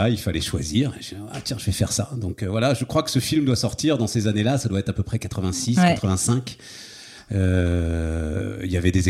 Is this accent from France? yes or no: yes; Paris, Île-de-France, France; moved away as an adult; also born or lived in Issy-les-Moulineaux; now in Hauts-de-Seine, France; suis né à Paris, moi, je suis parisien.